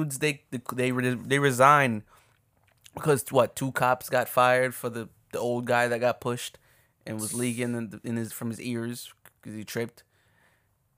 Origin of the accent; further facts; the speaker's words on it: Jamaica; moved away; There are times as a Jamaican, I would just not say that I'm Jamaican